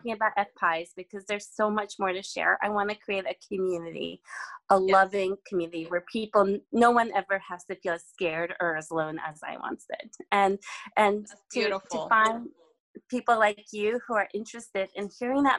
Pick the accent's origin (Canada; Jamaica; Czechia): Czechia; moved away; I'm originally from the Czech Republic